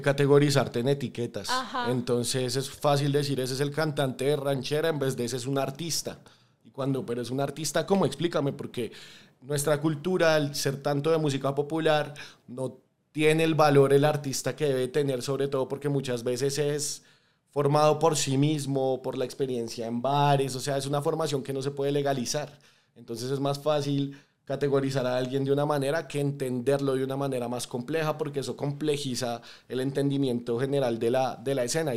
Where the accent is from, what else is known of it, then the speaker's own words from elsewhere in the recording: Bogotá, Colombia; Yo soy un latinoamericano súper orgulloso, especialmente de Bogotá.